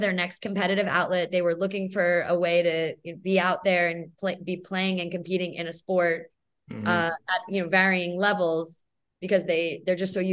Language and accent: English; New Jersey, United States; moved away as an adult; now in San Diego, United States; So I moved to the West Coast from the East Coast. I'm originally from New Jersey, and I moved out for my relationship